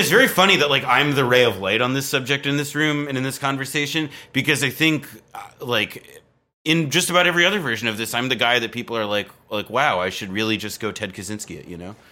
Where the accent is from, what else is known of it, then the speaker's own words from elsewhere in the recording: East Coast, United States; moved away as an adult; also born or lived in New Jersey / Berkeley, California; now in Brooklyn, United States; I grew up on the East Coast